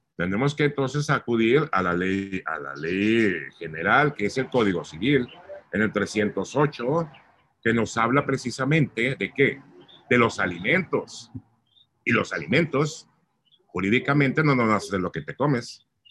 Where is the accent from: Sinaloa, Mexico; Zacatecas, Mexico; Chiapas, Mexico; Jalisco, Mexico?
Sinaloa, Mexico; Mazatlán; also born or lived in Mexico City; Mi gente bonita de Mazatlán, pues yo soy mazapleco